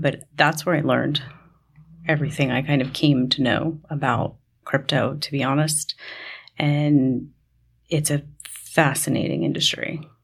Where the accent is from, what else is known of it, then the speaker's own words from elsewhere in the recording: New York, United States; I grew up in New York